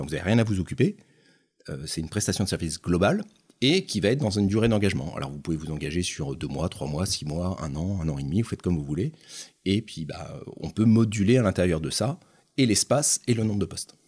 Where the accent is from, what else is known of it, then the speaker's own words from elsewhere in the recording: Nantes, Pays de la Loire, France; je suis un Nantais, alors 50 ans, j'ai juste avant 50 ans. Euh, Nantais, pur Nantais